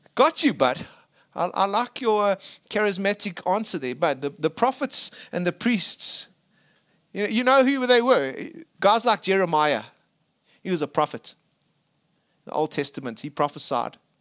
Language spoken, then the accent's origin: English; Springs, Gauteng, South Africa; I was born in Eastvale, proper place there, other side Springs.